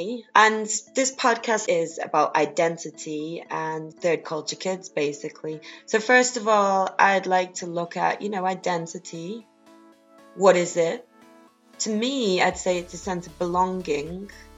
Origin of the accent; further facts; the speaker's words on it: Rotterdam, South Holland, Netherlands; born there; also born or lived in South America; So I was born in Rotterdam in a commune, and then we moved around. I lived in South America for a while, for quite a few years when I was younger.